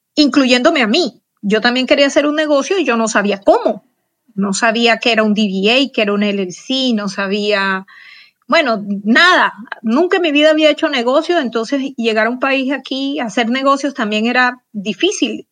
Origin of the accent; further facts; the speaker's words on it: Barranquilla, Atlántico, Colombia; moved away as an adult; now in Houston, United States; yo nací en Barranquilla, Colombia, en, la costa caribe, pero mis padres eh, eran de pueblos más pequeños, entonces tuve como una infancia en la que me moví en muchos pueblos